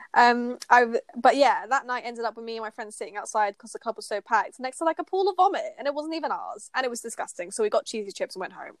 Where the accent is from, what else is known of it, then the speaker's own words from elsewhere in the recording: United Kingdom; we're British